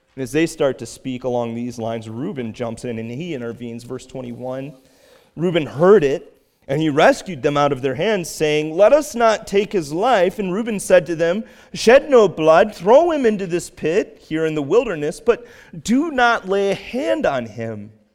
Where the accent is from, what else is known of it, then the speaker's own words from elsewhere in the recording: Cape Cod, Massachusetts, United States; I was from Cape Cod and that I'm a pastor there